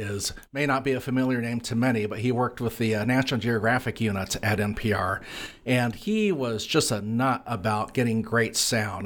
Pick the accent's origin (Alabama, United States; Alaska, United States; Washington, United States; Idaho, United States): Idaho, United States; Lewiston; moved away; my hometown of Lewiston, Idaho